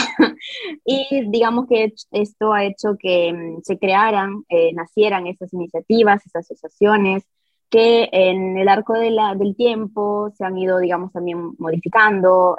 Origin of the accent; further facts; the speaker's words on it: Milan, Lombardy, Italy; first language Italian; Spanish is a second language; yo personalmente que soy nacida eh, aquí en Milán, pero mis padres obviamente son peruanos